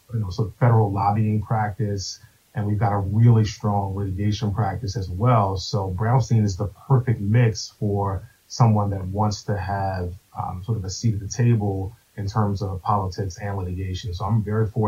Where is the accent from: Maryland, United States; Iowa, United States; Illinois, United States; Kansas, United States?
Maryland, United States; moved away as an adult; now in Washington, D.C., United States; I grew up in Maryland, but started my career here in D.C. back in 2007